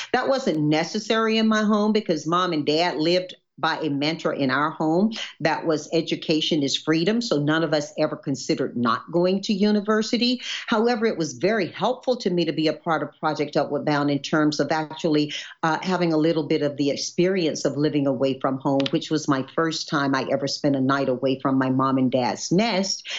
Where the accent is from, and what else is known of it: Deep South, United States; born or raised there; now in California, United States